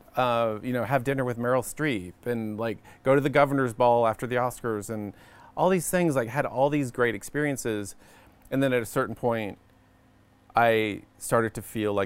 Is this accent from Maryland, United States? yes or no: no; Dallas, Texas, United States; I grew up in Dallas, Texas.